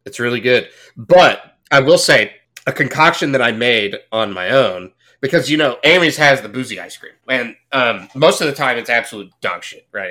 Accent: Fort Worth, Texas, United States; I grew up in Fort Worth

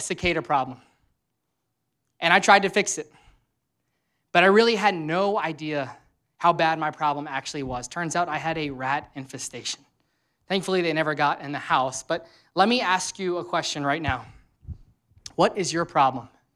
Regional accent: Louisiana, United States; now in Cincinnati, United States; I'm from Louisiana, which is always hot there

